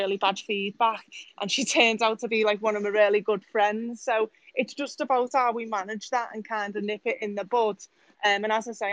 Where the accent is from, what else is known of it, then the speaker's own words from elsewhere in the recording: Manchester and Bolton area, North West England, United Kingdom; also born or lived in Liverpool; I'm from Liverpool, obviously, but I've grew up, like, Manchester and Bolton area